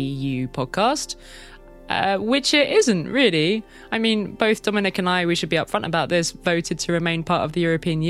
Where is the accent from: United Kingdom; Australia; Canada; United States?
United Kingdom; now in Paris, France; I am a British journalist based in Paris